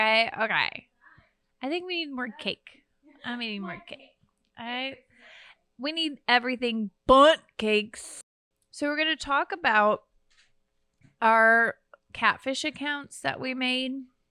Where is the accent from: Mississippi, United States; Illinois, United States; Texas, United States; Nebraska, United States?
Mississippi, United States; I grew up in Mississippi and all my friends called me